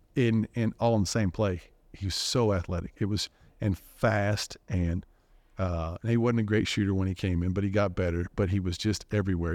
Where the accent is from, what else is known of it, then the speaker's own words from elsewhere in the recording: Dallas, Texas, United States; growing up in Dallas